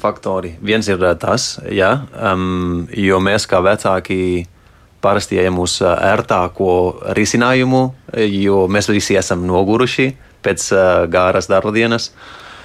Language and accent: Latvian; Spain; Latvian is a second language; now in Latvia; es esmu dzimis, aud, audzis Spānijā